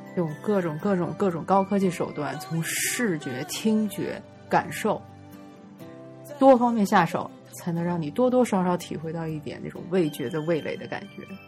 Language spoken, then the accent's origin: Chinese; Northeast China, China; now in Beijing, China; 我是东北人